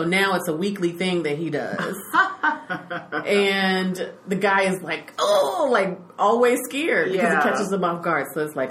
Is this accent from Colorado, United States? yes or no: no; Chicago, Illinois, United States; moved away; also born or lived in Texas; I'm half Chicago, because that's where I'm from, and half Texas.